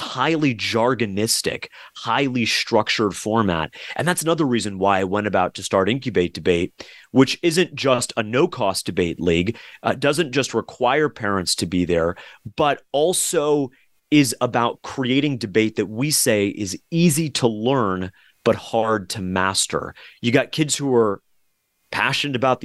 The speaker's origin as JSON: {"language": "English", "region": "South Florida", "country": "United States", "tie": "born or raised there", "said": "Growing up in South Florida, too, with so many different families from South American, Latin American backgrounds"}